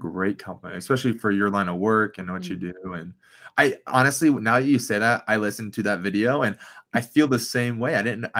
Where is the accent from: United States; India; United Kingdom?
United States; Midwest; people talk about the Midwest smile. I'm from the Midwest.